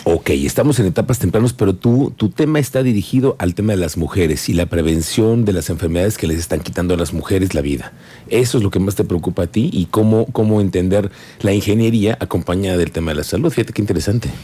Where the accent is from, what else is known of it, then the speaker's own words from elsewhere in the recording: Mexico; soy mexicano